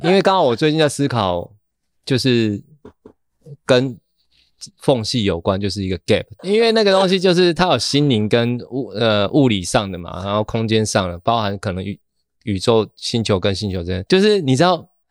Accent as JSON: {"language": "Chinese", "region": "Kaohsiung", "country": "Taiwan", "tie": "born or raised there", "moved": "yes", "lives_now": "Taipei, Taiwan", "said": "我老家其实就在高雄桥头这样子"}